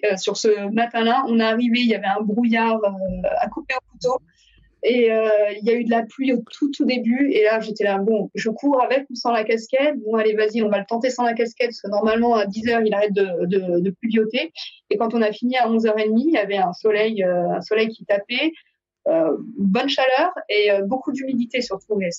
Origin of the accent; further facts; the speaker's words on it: Paris, Île-de-France, France; accent: New Jersey; now in United States; non, non, de Paris. Il me dit, mais t'as pas le même accent. Je fais, bah ouais, j'habite dans le New Jersey, donc j'ai l'accent du New Jersey.